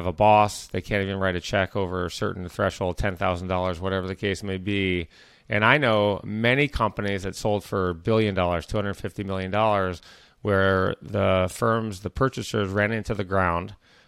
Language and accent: English; Michigan, United States; I grew up in Michigan, suburban Michigan.